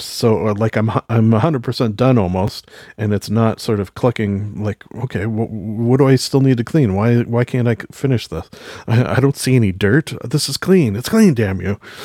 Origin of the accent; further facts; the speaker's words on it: Canada; being Canadian